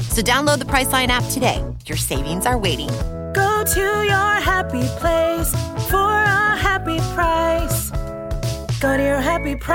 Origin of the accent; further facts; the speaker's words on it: El Paso, Texas, United States; Um, I was in the city. We were very much city kids. Um, out of El Paso, Texas.